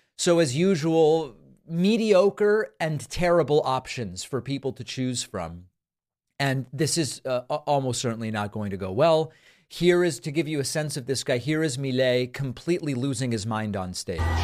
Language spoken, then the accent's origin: English; Argentina; moved away; I was born in Argentina, have family, friends there